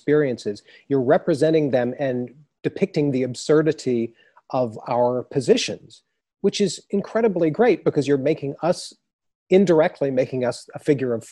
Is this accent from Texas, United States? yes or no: yes; Texas, United States; I grew up in Texas